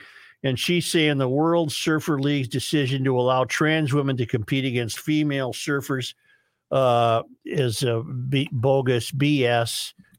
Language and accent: English; Superior, Wisconsin, United States; I remember hearing adults speak of this as a kid growing up in Superior.